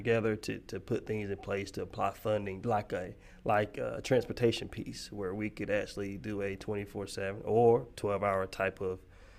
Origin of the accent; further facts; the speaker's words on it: Kinston, North Carolina, United States; I've been here forever. So I was born and raised here in Kinston